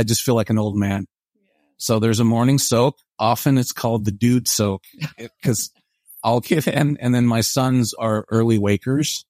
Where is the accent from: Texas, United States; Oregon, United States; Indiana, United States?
Oregon, United States; Portland; moved away as an adult; now in Provo, United States; I'm from Portland, Oregon